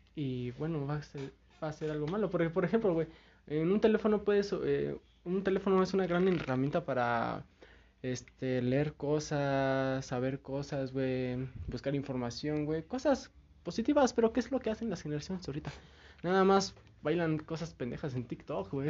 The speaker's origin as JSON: {"language": "Spanish", "country": "Mexico", "said": "yo soy una persona mexicana, güey. Soy mexicano, me gusta mi país"}